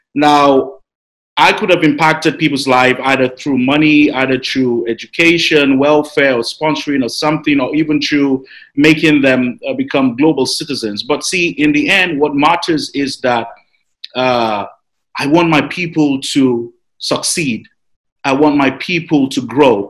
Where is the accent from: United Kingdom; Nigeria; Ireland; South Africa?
Nigeria; Nigeria has always been a place where you know we grew up